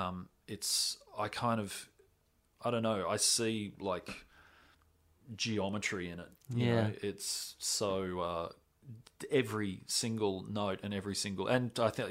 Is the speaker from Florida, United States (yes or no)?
yes; Florida, United States; I'm from Florida